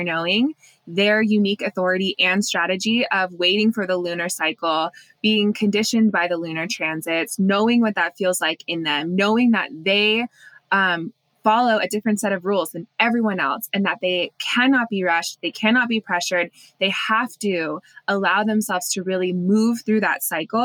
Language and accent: English; United States; growing up in Lake Tahoe with like the forest